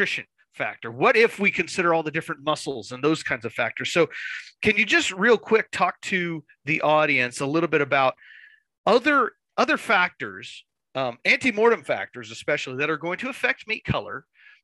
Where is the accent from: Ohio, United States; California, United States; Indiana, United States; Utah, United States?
California, United States; my home country, California